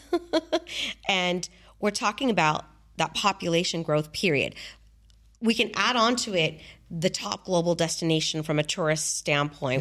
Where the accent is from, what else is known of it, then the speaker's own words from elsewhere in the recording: San Diego, California, United States; now in Dubai, United Arab Emirates; I come from San Diego